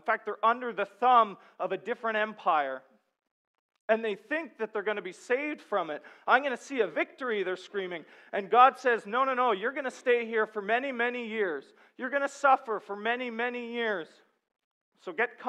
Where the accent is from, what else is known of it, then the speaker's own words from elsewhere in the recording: Sudbury, Ontario, Canada; I'm from Sudbury, and the main export there is nickel